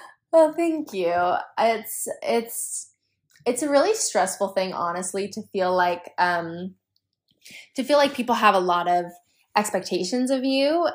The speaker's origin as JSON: {"language": "English", "region": "New Mexico", "country": "United States", "tie": "born or raised there", "moved": "as an adult", "lives_now": "Utah, United States", "said": "I grew up in New Mexico"}